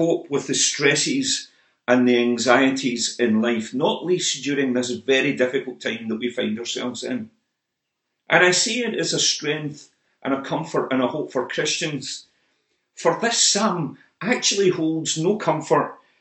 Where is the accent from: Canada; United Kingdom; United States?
United Kingdom; Motherwell, Scotland; Motherwell, my hometown